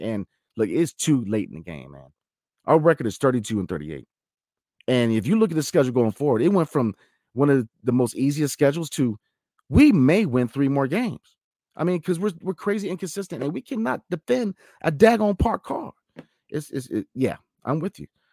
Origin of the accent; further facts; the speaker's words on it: DC area, Virginia, United States; also born or lived in Washington, D.C. area; I'm from the Commonwealth, Virginia, grew up in D C